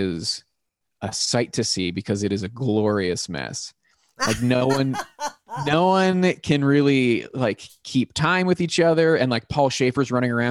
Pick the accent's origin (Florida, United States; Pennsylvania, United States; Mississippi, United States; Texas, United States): Pennsylvania, United States; Pittsburgh; I grew up in the North Hills. North Hills of Pittsburgh.